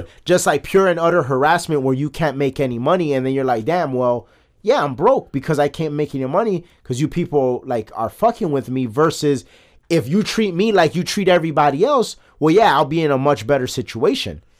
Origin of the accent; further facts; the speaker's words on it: United States; as an American